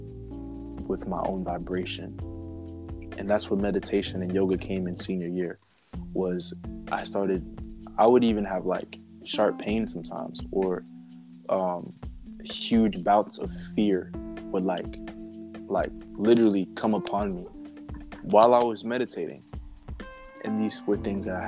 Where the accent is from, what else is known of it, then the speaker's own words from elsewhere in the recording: New Jersey, United States; I'm from New Jersey